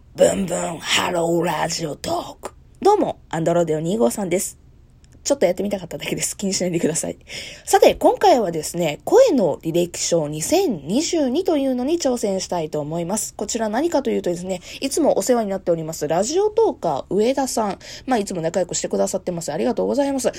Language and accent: Japanese; Kansai, Japan; moved away as an adult; now in Kanto, Japan; 私、え出身地は関西でございます